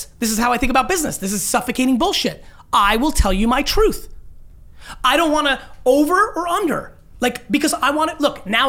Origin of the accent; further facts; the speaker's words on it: Russia; born there; moved away; Well, sure it does. I was born in Russia, so there was no history of family fandom.